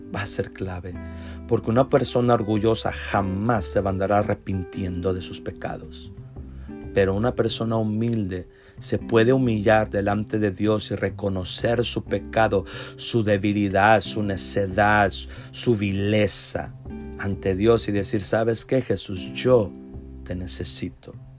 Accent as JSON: {"language": "Spanish", "town": "Mission", "region": "Texas", "country": "United States", "said": "Yo soy de Texas, aquí de Mission, del Valle de Texas, de la ciudad de Mission"}